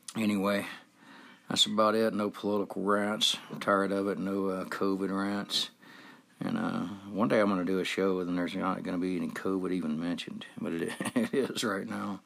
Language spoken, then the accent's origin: English; Georgia, United States; moved away as an adult; now in Salt Lake City, United States; We grew up together in Georgia, and I have known him since I was six years old